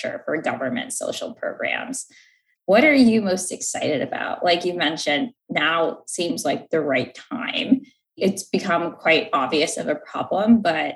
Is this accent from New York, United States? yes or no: yes; New York, United States; I'm from New York.